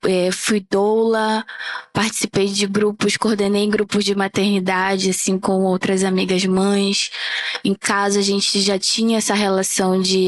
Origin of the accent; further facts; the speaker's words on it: Amapá, Brazil; E eu sou uma mulher negra da região norte, sou lá do Amapá.